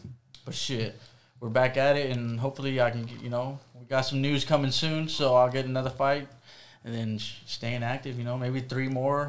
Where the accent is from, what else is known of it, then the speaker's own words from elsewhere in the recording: Fort Worth, Texas, United States; Yeah, I'm from Fort Worth. So I grew up in Diamond Hill, Fort Worth.